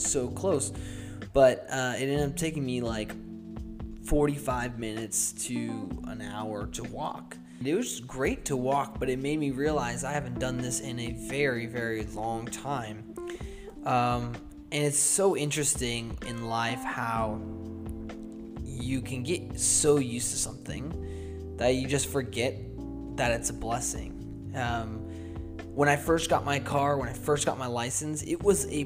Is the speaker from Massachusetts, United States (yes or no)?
yes; Boston, Massachusetts, United States; moved away as an adult; also born or lived in Seattle; growing up in Boston, I actually never learned how to drive because I didn't need to.